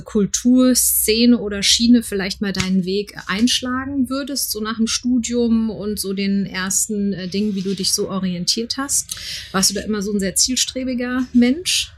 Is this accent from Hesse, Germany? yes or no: yes; Frankfurt, Hesse, Germany; ich bin auch gebürtige Frankfurterin